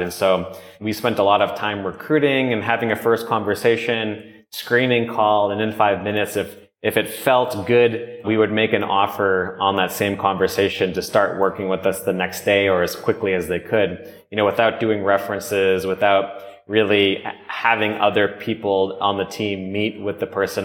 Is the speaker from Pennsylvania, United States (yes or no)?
no; Norwell, Massachusetts, United States; moved away as an adult; also born or lived in Bogota, Colombia / Los Angeles / San Francisco; I grew up in uh, south of Boston, Massachusetts, about 20 minutes south in a town called Norwell